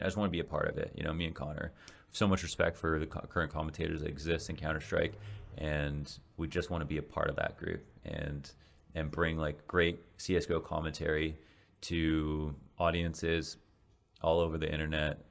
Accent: Canada; moved away as an adult; now in Los Angeles, United States; as a Canadian

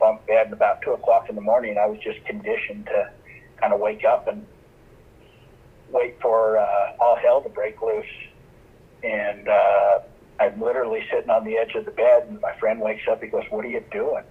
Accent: Utah, United States; also born or lived in California; I was born in California, grew up mostly in Utah.

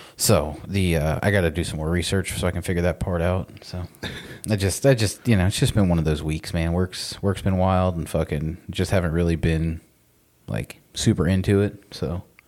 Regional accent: Florida, United States; we're also from Florida

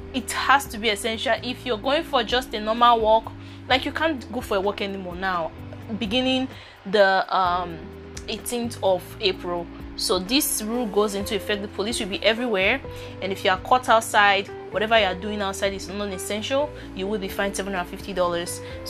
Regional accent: Nigeria; now in Canada; I'm Nigerian by birth

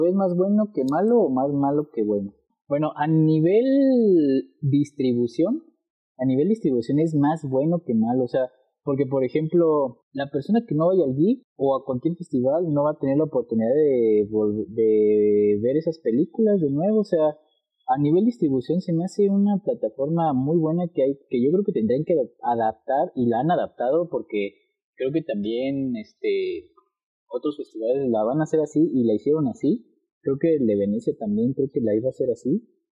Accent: Guanajuato, Mexico; somos de Guanajuato

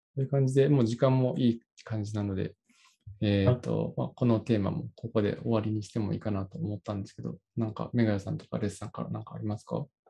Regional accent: Osaka, Japan; moved away; 僕の実家が大阪

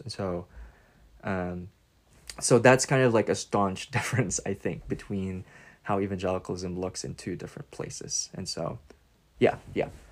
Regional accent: Philippines; moved away as an adult; now in United States; as a Filipino migrant in the U S

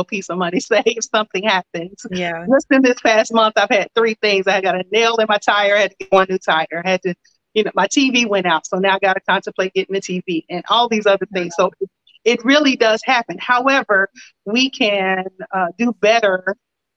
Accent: Lexington, Kentucky, United States; I'm originally from Lexington, Kentucky

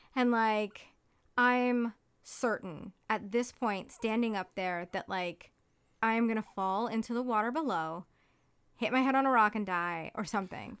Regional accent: Hawaii, United States; now in Ithaca, United States; I grew up in Hawaii

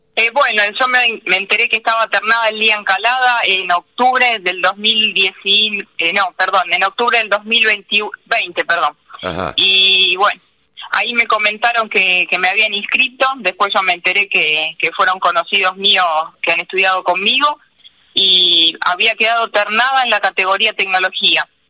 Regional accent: Paso del Rey, Buenos Aires Province, Argentina; yo nací en Paso del Rey, soy hija de una familia de comerciantes.

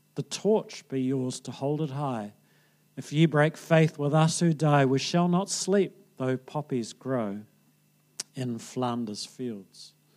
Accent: New Zealand

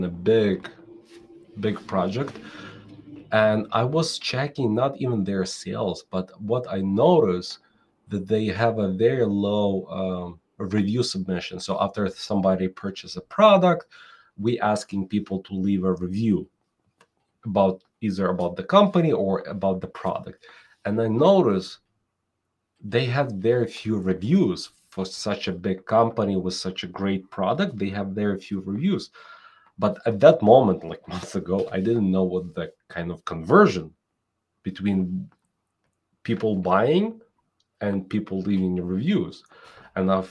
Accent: Ukraine; now in New York City, United States; I'm originally from Ukraine

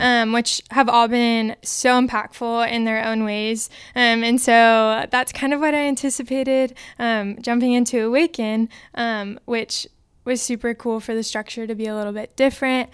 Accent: Orange County, California, United States; moved away; I'm from Orange County, California

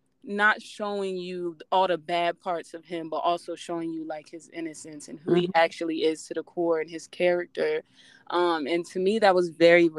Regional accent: Maryland, United States; I know a lot of people don't even know where I'm from. It's Cecil County, Maryland. It's like literally a really, I'm from a really small town in Maryland.

